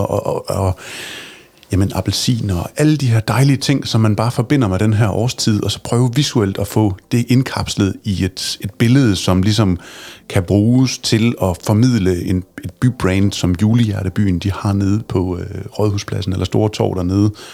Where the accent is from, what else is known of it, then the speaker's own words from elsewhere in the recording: Aabenraa, Southern Denmark, Denmark; moved away; min fødeby Åben Rå